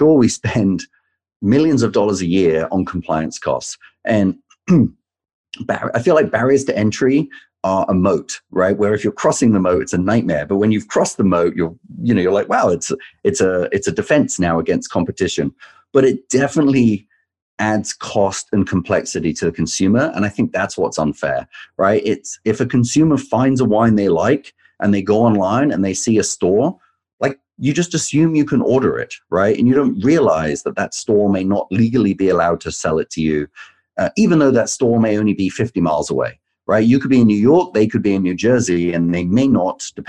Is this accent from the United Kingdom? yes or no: yes; England, United Kingdom; moved away as an adult; also born or lived in London; now in United States; I grew up in England. I worked in London